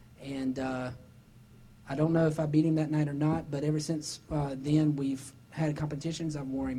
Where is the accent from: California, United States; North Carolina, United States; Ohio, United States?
North Carolina, United States; Salisbury; my friends at my hometown church, Gospel Light Baptist Church in Salisbury, North Carolina